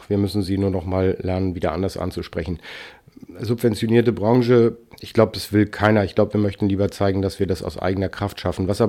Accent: Hanover, Lower Saxony, Germany; Also ich komme aus Hannover, da gab es Decius, Hugendubel, davor war es Schmollen von Seefeld und Lehmanns mit drei Buchhandlungen groß in der Stadt.

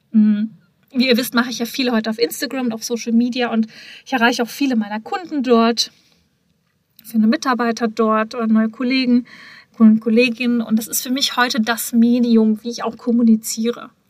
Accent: Hamm, North Rhine-Westphalia, Germany; wir waren ja damals mit der Unternehmung in Hamm, meiner Geburtsstadt, meiner Heimat

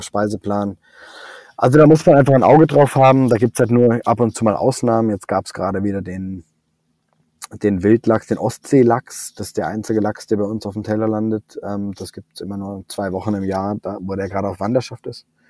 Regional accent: Southern Germany, Germany; now in Hamburg, Germany; ich komme ja aus Süddeutschland, ich bin mit gutem Brot aufgewachsen

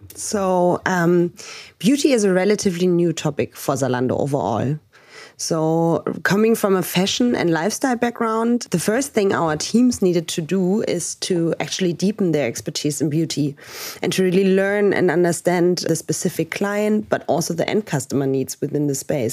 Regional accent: Berlin, Germany; I'm originally from Berlin. I live here with my husband and my dog in Prenzlauberg.

